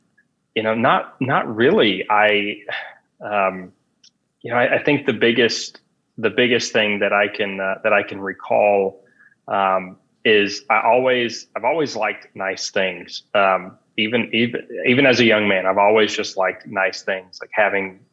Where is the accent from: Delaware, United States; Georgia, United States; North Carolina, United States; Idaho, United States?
Georgia, United States; Atlanta; I'm from Atlanta originally